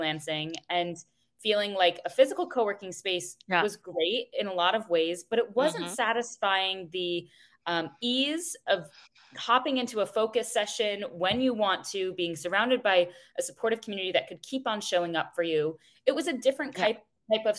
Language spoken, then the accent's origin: English; Connecticut, United States; I grew up in Connecticut